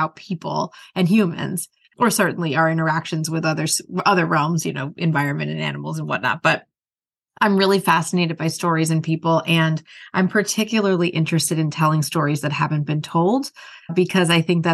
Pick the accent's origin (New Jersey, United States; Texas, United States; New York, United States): New Jersey, United States; moved away as an adult; now in Rhode Island, United States; I'm from New Jersey originally. I'm not from Rhode Island